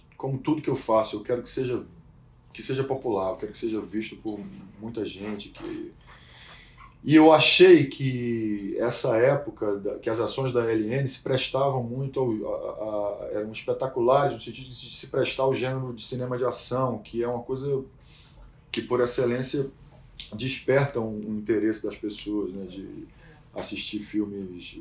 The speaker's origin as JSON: {"language": "Portuguese", "town": "Salvador", "region": "Bahia", "country": "Brazil", "said": "quando a gente chegou em Salvador, minha terra, terra de Marighella"}